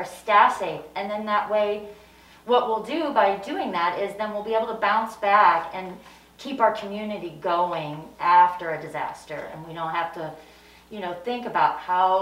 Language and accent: English; St. Louis, Missouri, United States; I am actually originally from St. Louis